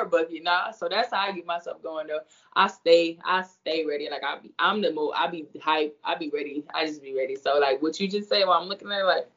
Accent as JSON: {"language": "English", "region": "Indiana", "country": "United States", "moved": "as an adult", "lives_now": "Florida, United States", "said": "that's where I'm from. I mean, 765, that's where I'm from."}